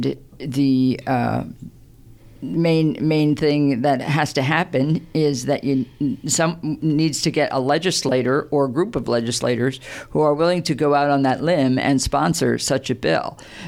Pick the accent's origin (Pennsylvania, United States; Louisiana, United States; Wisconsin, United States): Pennsylvania, United States; moved away as an adult; But yeah, I came from Pennsylvania. I was an administrator in schools in Pennsylvania before I moved to New Jersey, and that was about 25 years ago.